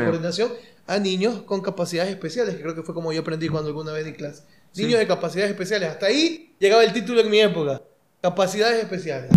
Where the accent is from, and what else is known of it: Ecuador